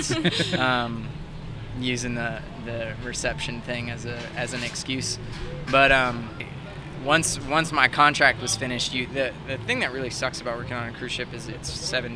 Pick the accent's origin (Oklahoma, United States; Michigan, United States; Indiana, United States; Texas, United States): Texas, United States; Houston; moved away as an adult; also born or lived in Southern California / Hawaii; I grew up in Houston and lived there most of my life, North Houston, Woodlands